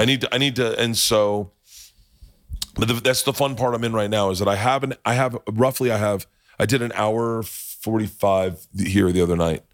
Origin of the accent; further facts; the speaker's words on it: Oklahoma, United States; I was from Oklahoma